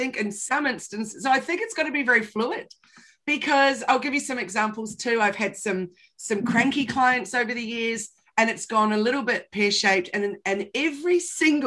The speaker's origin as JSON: {"language": "English", "country": "New Zealand", "said": "I'm from New Zealand"}